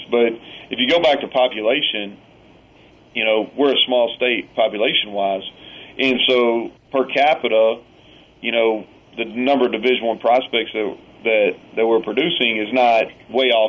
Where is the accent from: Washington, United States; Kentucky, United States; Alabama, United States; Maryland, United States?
Kentucky, United States; moved away as an adult; now in Morgantown, United States; It's a lot of a lot of similarities between the people that that I grew up with around in Kentucky and the people in this state